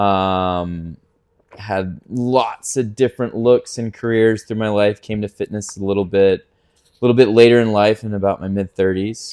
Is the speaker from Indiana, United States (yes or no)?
no; Ponte Vedra Beach, Florida, United States; I was born in Pontevedra, Palm Valley area. We kind of bounced around that area